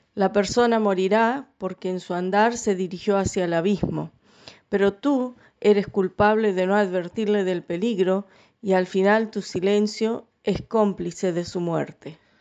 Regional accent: Scotland, United Kingdom; now in Paraná, Argentina; yo nací en Escocia.

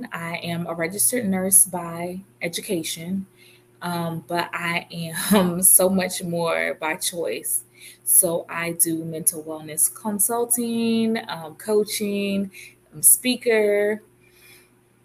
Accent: Virginia, United States; moved away as an adult; also born or lived in Philadelphia, Pennsylvania; now in North Carolina, United States; moved to North Carolina from Virginia, which I've lived my whole entire life, except for 5 years. I was born in Philadelphia, Pennsylvania. I was adopted at 9 months and then moved to Virginia at age of 5-ish.

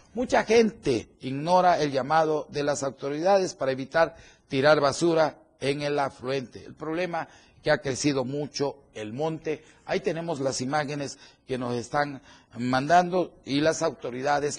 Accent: Chiapas, Mexico; como chiapaneco y como mexicano

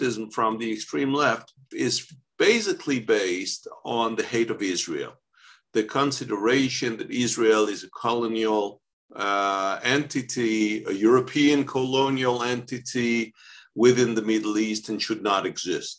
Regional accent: France; I was born in France

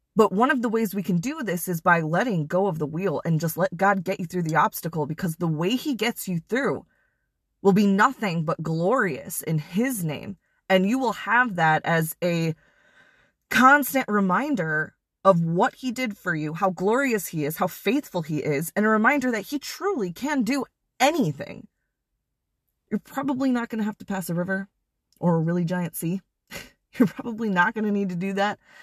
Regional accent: Wisconsin, United States; moved away; I'm originally from Wisconsin

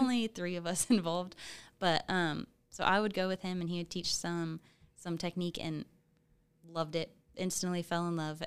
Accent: Topeka, Kansas, United States; I am from Topeka

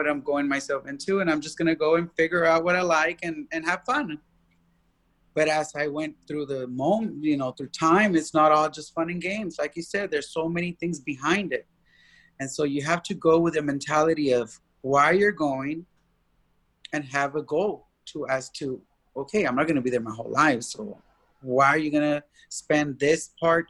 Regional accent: Austin, Texas, United States

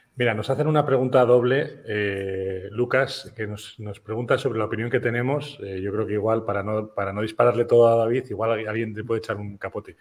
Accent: San Sebastián, Basque Country, Spain; Yo, yo soy de Donosti

